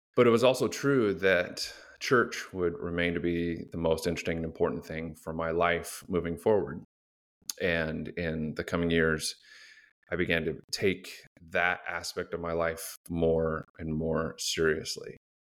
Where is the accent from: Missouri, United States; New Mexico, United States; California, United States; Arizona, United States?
Arizona, United States; Phoenix; I grew up in Phoenix